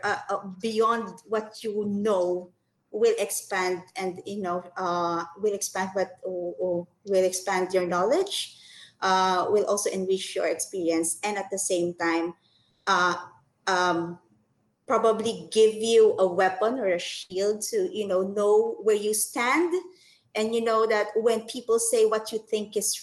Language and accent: English; Philippines; I'm from the Philippines. I'm a Filipino